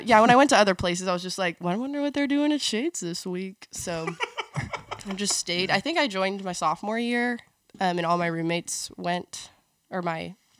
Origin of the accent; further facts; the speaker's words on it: Memphis, Tennessee, United States; moved away; I am from Memphis, Tennessee.